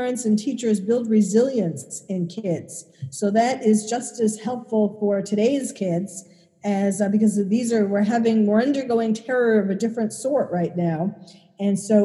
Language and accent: English; New York City, New York, United States; I was born and bred in New York City